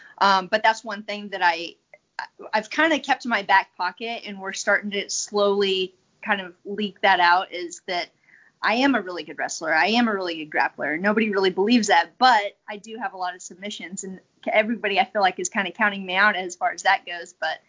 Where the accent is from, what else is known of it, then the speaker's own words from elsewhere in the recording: South Carolina, United States; And then I was a military brat, so we moved around a lot. And then once he retired in South Carolina, I just ended up growing up there.